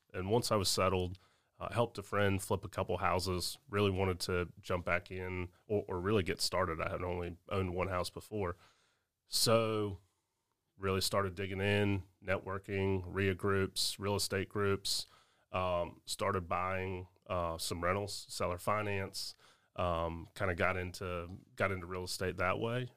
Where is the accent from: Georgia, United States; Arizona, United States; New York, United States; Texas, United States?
Georgia, United States; Augusta; here in Augusta, my hometown